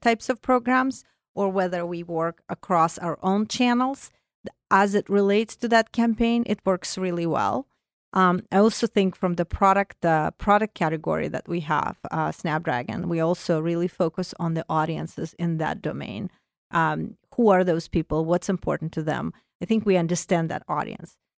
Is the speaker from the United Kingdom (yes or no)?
no; Azerbaijan; first language Russian; English is a second language; moved away as an adult; also born or lived in Soviet Union; now in United States; I come from Azerbaijan, so not too far from you